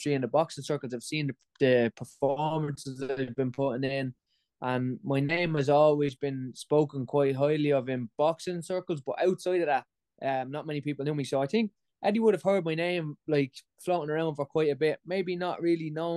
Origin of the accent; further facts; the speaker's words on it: Ireland; I'm Irish